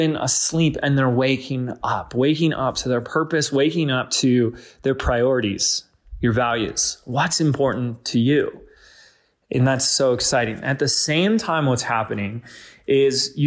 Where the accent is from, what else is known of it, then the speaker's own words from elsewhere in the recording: Laguna Beach, California, United States; my hometown, Laguna Beach